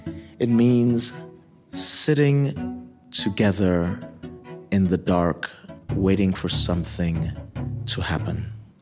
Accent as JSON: {"language": "English", "country": "Nigeria", "tie": "born or raised there", "also_born_or_lived": "Michigan, United States", "lives_now": "Kalamazoo, United States", "said": "So when I was born in Michigan, I was baptized there. I was in Nigeria for 17 years, and in the interim, I got even more religious than what my upbringing was."}